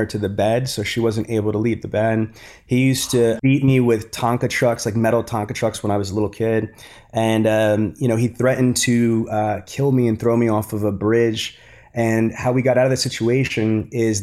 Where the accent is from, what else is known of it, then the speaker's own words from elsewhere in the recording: New York City, New York, United States; I grew up in Queens in Brooklyn in New York